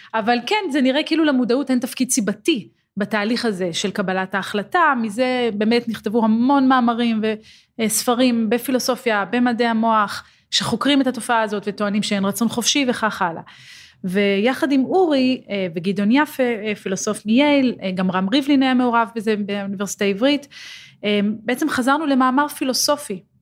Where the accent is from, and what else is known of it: Israel